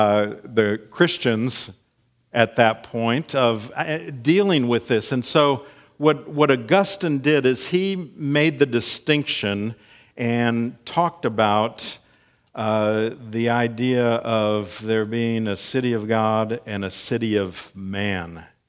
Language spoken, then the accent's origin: English; Frankfurt, Hesse, Germany; born there; I was, a few years back, born in Frankfurt, Germany.